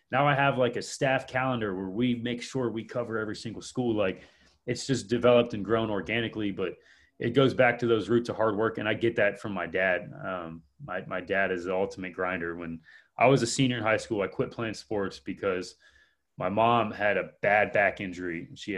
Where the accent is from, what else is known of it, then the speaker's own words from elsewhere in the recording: Columbus, Ohio, United States; I was born, I grew up in Westgate Park. My childhood home was across the street from Franklin Heights.